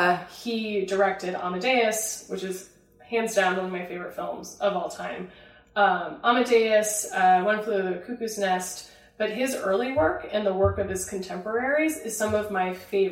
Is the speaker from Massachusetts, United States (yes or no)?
no; Illinois, United States; the town that I grew up in Illinois.